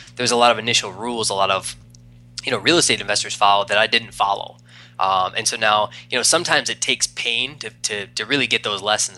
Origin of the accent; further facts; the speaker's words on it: East Coast, United States; moved away as an adult; also born or lived in Arizona; I'm from the East Coast, moved out to Arizona